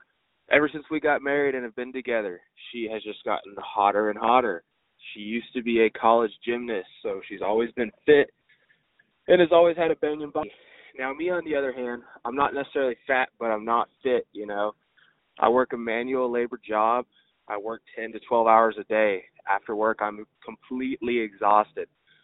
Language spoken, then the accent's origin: English; Dallas, Texas, United States; I'm from Dallas. I'm 23. I'm married.